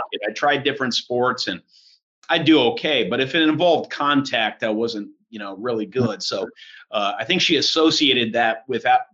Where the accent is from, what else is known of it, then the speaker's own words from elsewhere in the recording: Carmel, Indiana, United States; also born or lived in Lancaster, Pennsylvania; we moved up to Carmel, and that was where I spent most of my childhood